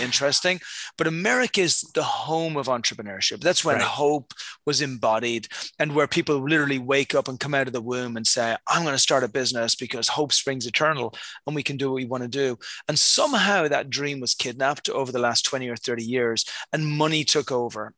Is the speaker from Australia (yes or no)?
no; Dublin, Leinster, Ireland; moved away; I was born in Ireland um, many, many, many, many years ago, you know, somewhere back in the ancient times. and since that time, I've lived in many places around the world. But yeah, originally hail from Dublin over in Ireland.